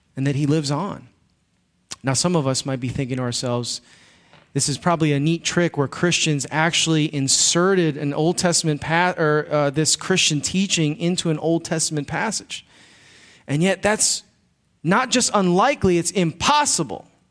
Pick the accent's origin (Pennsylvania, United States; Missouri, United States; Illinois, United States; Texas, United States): Illinois, United States; Chicago; moved away; I grew up in Chicago